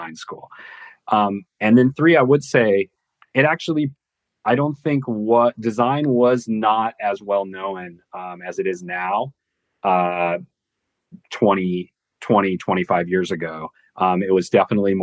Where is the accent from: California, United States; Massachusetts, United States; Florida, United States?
California, United States; San Diego; moved away as an adult; also born or lived in North Carolina; I grew up in San Diego